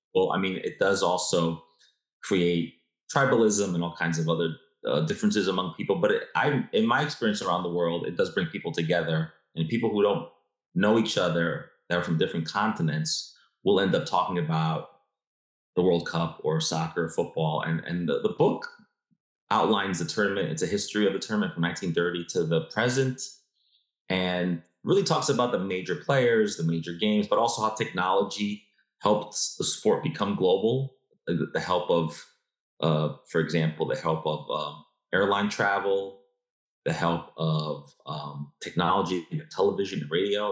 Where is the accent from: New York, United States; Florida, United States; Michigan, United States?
New York, United States; I was born and raised in New York